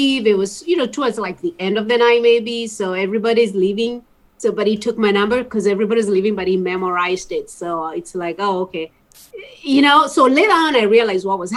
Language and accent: English; East Coast, United States; also born or lived in Washington, D.C.; we're both from like the East Coast